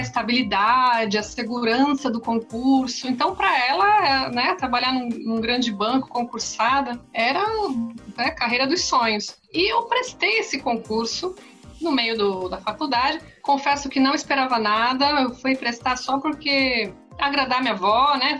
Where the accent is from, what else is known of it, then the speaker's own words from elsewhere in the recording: Santos, São Paulo, Brazil; eu sou aqui da cidade de Santos